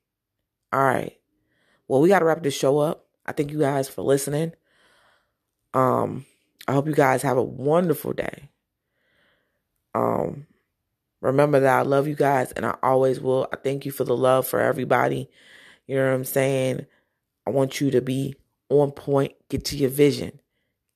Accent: New Jersey, United States; I was from Jersey

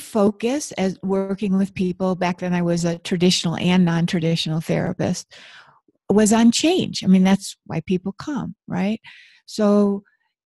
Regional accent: Buffalo, New York, United States; I grew up in Buffalo, New York, where there's tons of snow.

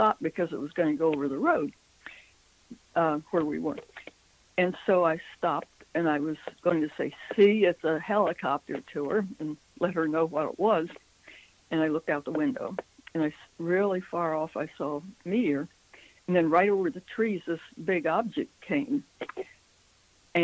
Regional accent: Midwestern United States, United States; moved away as an adult; also born or lived in Washington, D.C.; we're from the Midwestern United States

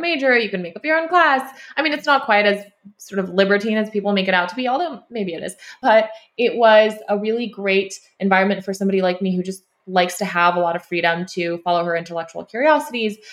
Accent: Sacramento, California, United States; also born or lived in Ulaanbaatar, Mongolia; now in Bay Area, United States; I grew up in Sacramento

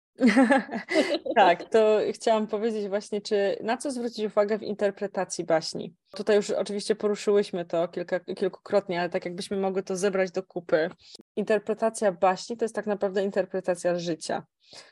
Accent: Kielce, Świętokrzyskie Voivodeship, Poland; pochodzę z Kielc

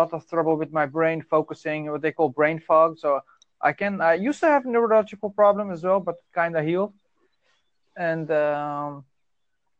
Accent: Netherlands; English is a second language; I'm from the Netherlands.

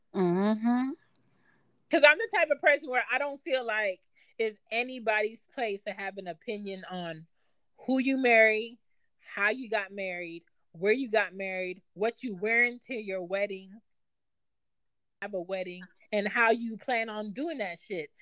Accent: United States; I wasn't like born and raised in Jamaica and I was American

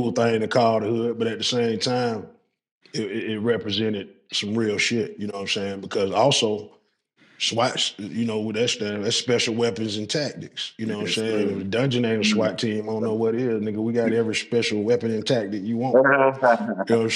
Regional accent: Atlanta, Georgia, United States; I was born at Southwest Atlanta Community Hospital

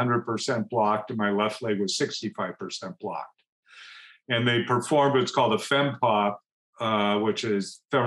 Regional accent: Beaverton, Oregon, United States; I grew up actually in Beaverton

